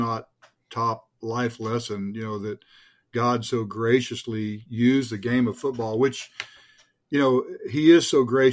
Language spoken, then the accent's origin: English; Richardson, Texas, United States; I was from Richardson, which is north of Dallas